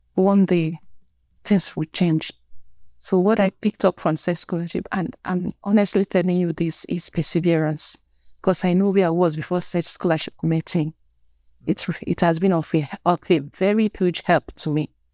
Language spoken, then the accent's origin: English; Nigeria; I'm from Nigeria.